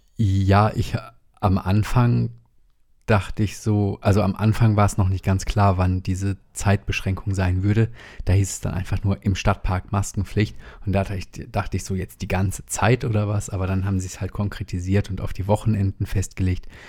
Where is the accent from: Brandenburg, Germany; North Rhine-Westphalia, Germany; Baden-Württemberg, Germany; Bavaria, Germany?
North Rhine-Westphalia, Germany; WDR area; moved away; ich bin ja im WDR-Land aufgewachsen